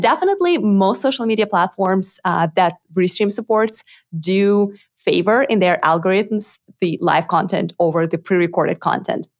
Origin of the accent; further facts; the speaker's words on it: Moscow, Russia; English is a second language; moved away as an adult; now in Austin, United States; I was actually born in Russia, in Moscow. So most of my life I grew up in, in Moscow